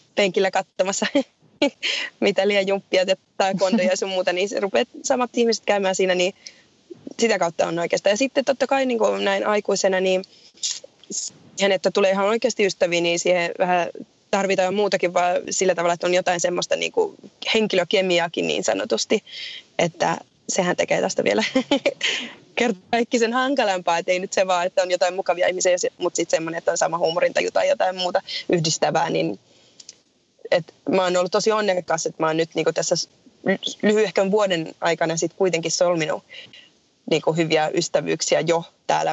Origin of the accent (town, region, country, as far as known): Finland; moved away as an adult; also born or lived in Dublin, Ireland / South England, United Kingdom; now in Killarney, Ireland